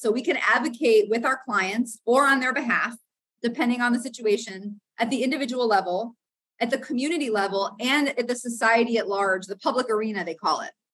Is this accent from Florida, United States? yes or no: yes; Florida, United States; I grew up in the South in Florida, but in a very white, predominantly Christian southern suburb.